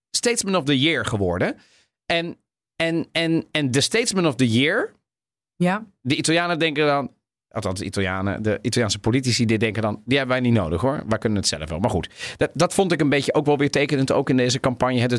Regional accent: Amsterdam, North Holland, Netherlands; En nee, niet alleen maar omdat ik uit Amsterdam kom.

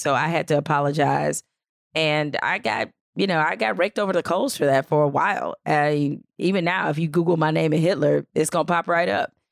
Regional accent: Detroit, Michigan, United States; I grew up in Detroit

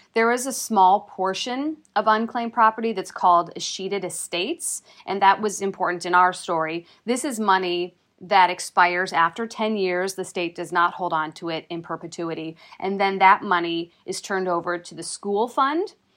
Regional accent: Minnesota, United States; accent: Minnesota; now in Wisconsin, United States; my Minnesota accent

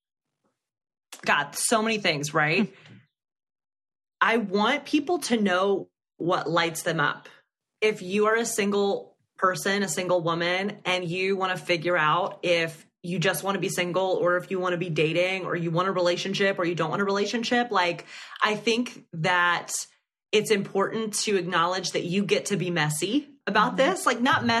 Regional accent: Alabama, United States; now in New York, United States; growing up in Alabama

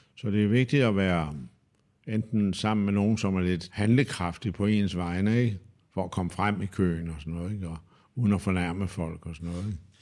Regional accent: Denmark

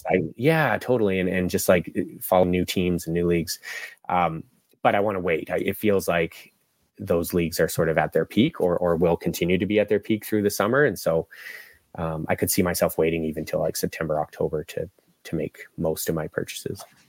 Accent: Vancouver, British Columbia, Canada; moved away as an adult; also born or lived in Australia; I'm from the West Coast, so uh, born and raised here in Vancouver.

